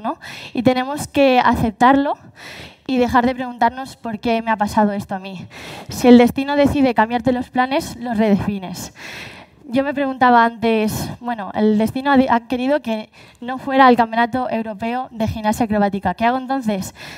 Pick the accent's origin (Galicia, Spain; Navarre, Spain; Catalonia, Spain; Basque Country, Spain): Galicia, Spain; Así somos los gallegos